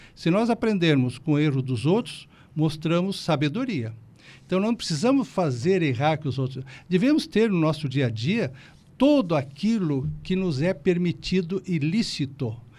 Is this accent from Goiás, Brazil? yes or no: no; Rio Grande do Sul, Brazil; moved away as an adult; also born or lived in Porto Alegre; now in Criciúma, Brazil; volto para o Rio Grande do Sul para passeio